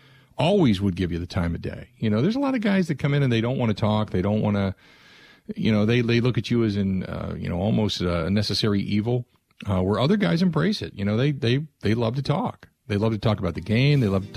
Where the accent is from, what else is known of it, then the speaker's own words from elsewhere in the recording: Cincinnati, Ohio, United States; now in Wisconsin, United States; I grew up in Cincinnati